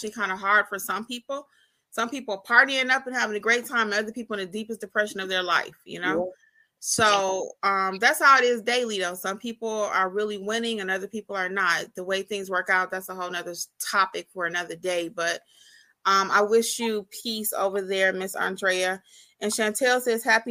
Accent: Michigan, United States; Michigan covered. That's my home state.

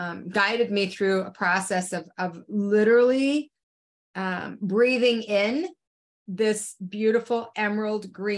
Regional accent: Salt Lake City, Utah, United States; moved away; in my growing up, I came from Salt Lake City, Utah

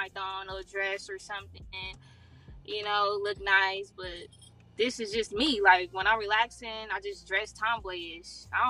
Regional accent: California, United States; Living somewhere else? No, I wouldn't think so. Because all my family is here.

